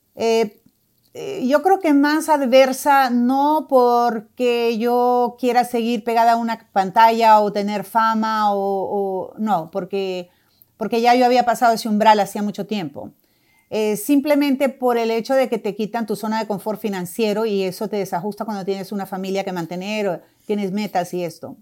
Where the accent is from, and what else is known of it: Honduras; now in Doral, United States